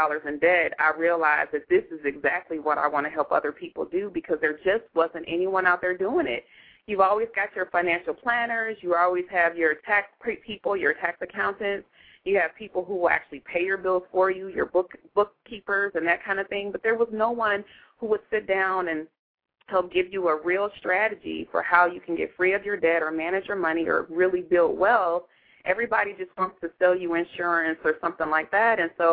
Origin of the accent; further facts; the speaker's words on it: Southfield, Michigan, United States; moved away as an adult; now in Phoenix, United States; I'm from the Detroit area, right outside Detroit. Southfield, Michigan is my hometown, and I've been out here in Phoenix going on 12 years.